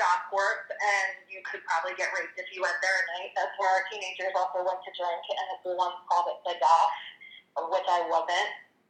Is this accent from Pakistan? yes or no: no; Delaware County, Pennsylvania, United States; accent: Delco